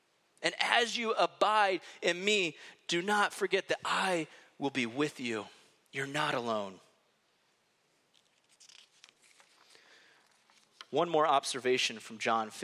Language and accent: English; Iowa, United States; moved away; I'm from Iowa